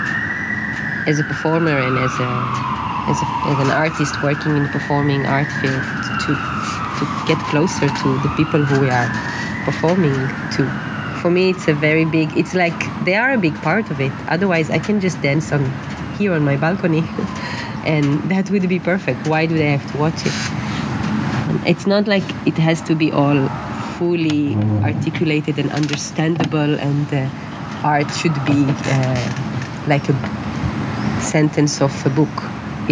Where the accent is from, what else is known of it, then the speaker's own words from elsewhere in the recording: Israel; moved away as an adult; also born or lived in Netherlands; growing up in Israel, being an artist